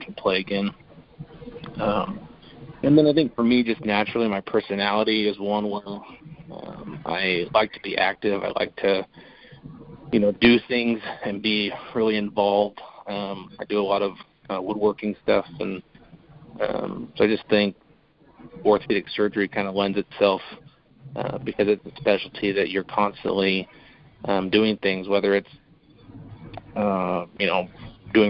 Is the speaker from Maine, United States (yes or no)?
no; Boise, Idaho, United States; moved away as an adult; also born or lived in Arizona / Pocatello, Idaho / Kansas City; now in Joint Base Lewis-McChord, Washington, United States; So I'm from Idaho, born and raised in Boise, Idaho to be exact.